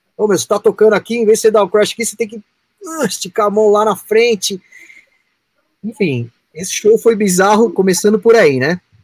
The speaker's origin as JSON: {"language": "Portuguese", "country": "Brazil", "said": "eu sou brasileiro"}